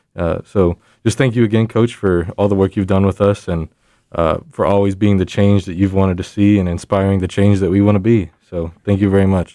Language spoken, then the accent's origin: English; San Antonio, Texas, United States; I'm from San Antonio